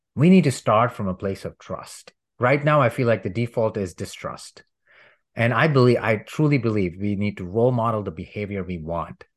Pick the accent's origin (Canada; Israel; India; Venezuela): India; moved away; I'm from India and I grew up learning about plant-based medicine